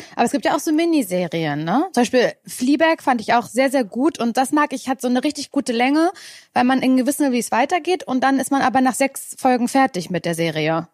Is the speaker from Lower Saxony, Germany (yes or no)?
no; Mecklenburg-Vorpommern, Germany; ich komme ja aus Mecklenburg-Vorpommern